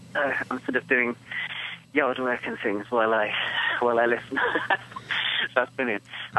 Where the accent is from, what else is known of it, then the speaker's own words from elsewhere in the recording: United Kingdom; now in United States; being a British expat living in the US